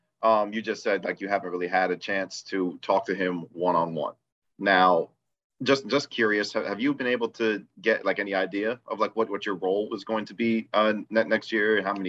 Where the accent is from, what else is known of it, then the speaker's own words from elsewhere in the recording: Michigan, United States; I'm from Michigan, Jaden. I'm a Detroit Lions fan.